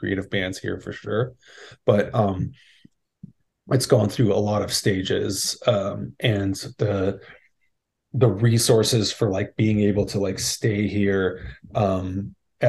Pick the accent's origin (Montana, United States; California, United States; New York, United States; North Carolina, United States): California, United States; Los Angeles; also born or lived in Bay Area, California; now in San Francisco Bay Area, United States; grew up just outside of LA in the San Fernando Valley, and I've been in the Bay Area for about 20-ish years now